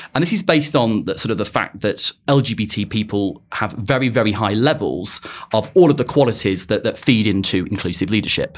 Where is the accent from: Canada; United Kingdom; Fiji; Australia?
United Kingdom; Blackpool, North West England; moved away as an adult; also born or lived in Birmingham; now in London, United Kingdom; I'm originally from Blackpool